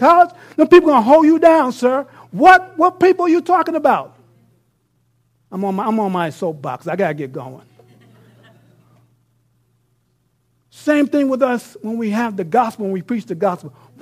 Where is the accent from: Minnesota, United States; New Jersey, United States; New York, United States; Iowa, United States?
New York, United States; New York City; now in Abilene, United States; I live in Abilene, Texas. I'm from New York City